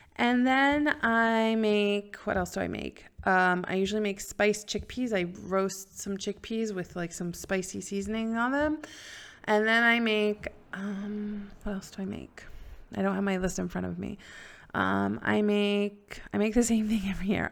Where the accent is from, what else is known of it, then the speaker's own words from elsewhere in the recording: Silver Spring, Maryland, United States; also born or lived in New York; now in Israel; I grew up in Silver Spring, Maryland